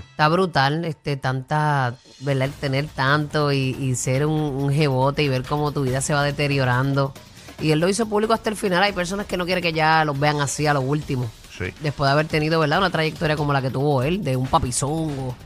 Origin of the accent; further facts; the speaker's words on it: Puerto Rico; nosotros los puertorriqueños